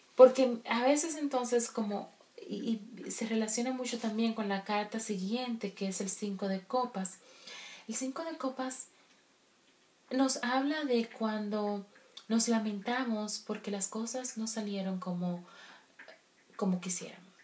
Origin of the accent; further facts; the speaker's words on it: Dominican Republic; como buena dominicana que soy